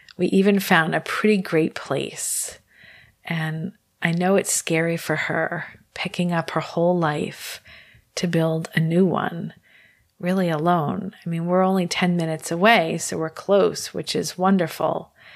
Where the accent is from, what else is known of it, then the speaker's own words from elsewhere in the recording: New York City, New York, United States; I was born in New York Presbyterian Hospital, right across the river from Roosevelt Island